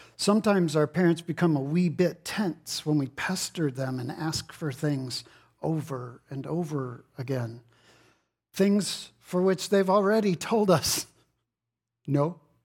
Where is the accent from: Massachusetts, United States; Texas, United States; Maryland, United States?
Texas, United States; I'm from Texas.